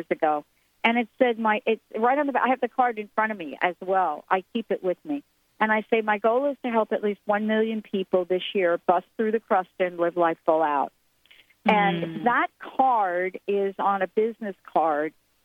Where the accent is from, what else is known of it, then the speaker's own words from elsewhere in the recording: New York City, New York, United States; I'm a girl from the Bronx. I lived most of my childhood on the monkey bars